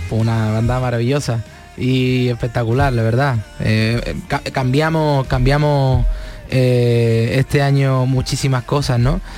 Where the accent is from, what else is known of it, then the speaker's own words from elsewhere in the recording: Palma del Río, Andalusia, Spain; moved away; la feria de mi pueblo